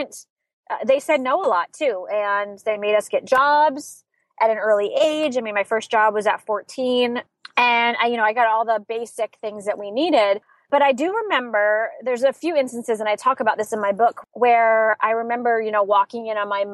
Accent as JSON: {"language": "English", "town": "Saratoga Springs", "region": "New York", "country": "United States", "tie": "born or raised there", "said": "I grew up in Saratoga Springs, New York"}